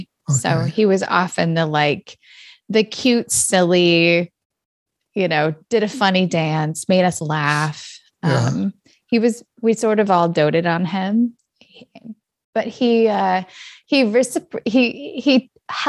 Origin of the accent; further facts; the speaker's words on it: Redding, California, United States; moved away as an adult; also born or lived in Minneapolis-St. Paul, Minnesota; now in Minneapolis, United States; I grew up in Northern California in a little city called Redding